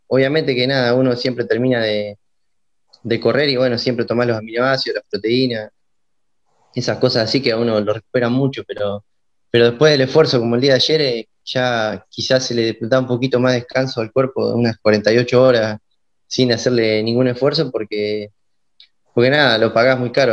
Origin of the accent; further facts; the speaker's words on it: Ranchos, Buenos Aires Province, Argentina; yo soy oriundo de Ranchos, de la ciudad de Ranchos, mi, padre es de acá